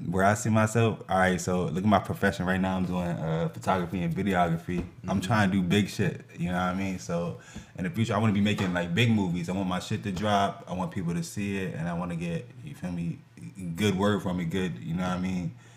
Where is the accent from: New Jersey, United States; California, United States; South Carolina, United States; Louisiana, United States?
New Jersey, United States; Lawrenceville; also born or lived in Trenton, New Jersey; I grew up in Lawrenceville, New Jersey, so I went to all Lawrenceville schools